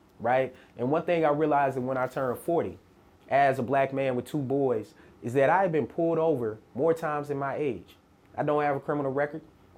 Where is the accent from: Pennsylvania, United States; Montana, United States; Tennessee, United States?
Tennessee, United States; Murfreesboro; I'm from Murfreesboro